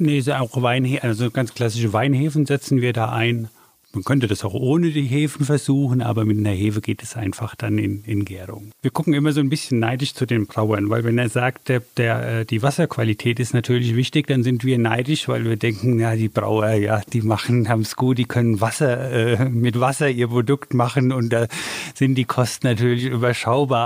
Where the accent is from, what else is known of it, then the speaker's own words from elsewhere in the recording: Hesse, Germany; wir kommen ja aus Hessen